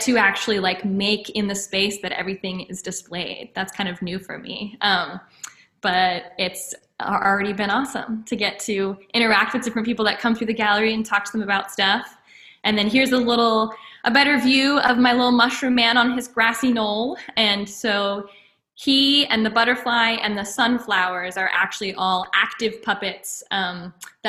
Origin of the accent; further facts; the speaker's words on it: Cincinnati, United States; moved away as an adult; now in Baltimore, United States; I come from Cincinnati, Northern Kentucky originally, but I have been based in Baltimore for the past couple of years.